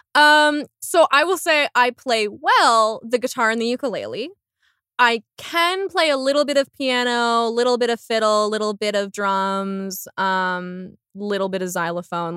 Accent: Windsor, Ontario, Canada; also born or lived in Toronto; now in Halifax, Canada; I'm from Windsor, Ontario originally

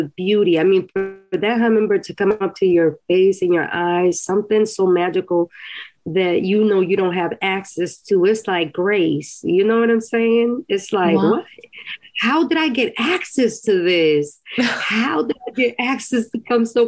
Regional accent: Costa Rica; moved away; When I was a little girl, I grew up in Costa Rica

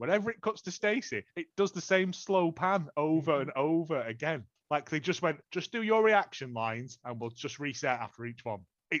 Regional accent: United Kingdom; We're British.

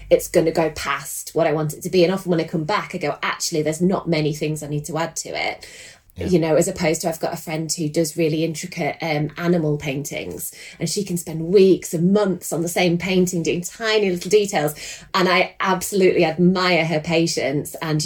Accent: Lancashire, North West England, United Kingdom; moved away as an adult; now in Oakham, United Kingdom; So I come from Lancashire originally, and we moved down to Oakham about 5 years ago

